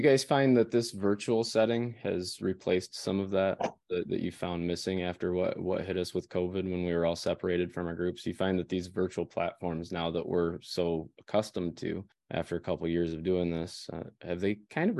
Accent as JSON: {"language": "English", "region": "Midwest", "country": "United States", "accent": "Midwestern", "said": "I've got my Midwestern going."}